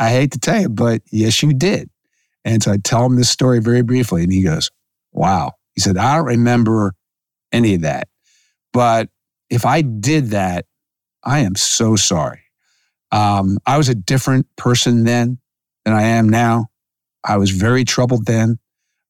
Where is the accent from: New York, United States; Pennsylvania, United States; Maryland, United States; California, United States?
Pennsylvania, United States; Philadelphia; growing up in Philadelphia.